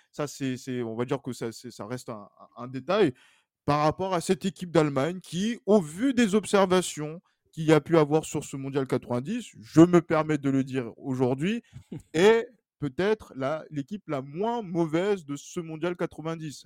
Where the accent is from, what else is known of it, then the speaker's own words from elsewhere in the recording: France; nous, en tant que Français